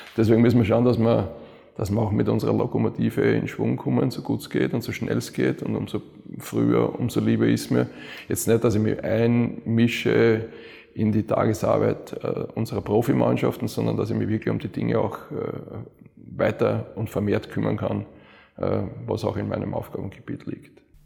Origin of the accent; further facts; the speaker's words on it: Vienna, Austria; moved away as an adult; also born or lived in Cologne; Wien ist halt, ja, das ist meine, meine Heimat, das ist meine Familie, das sind meine Freunde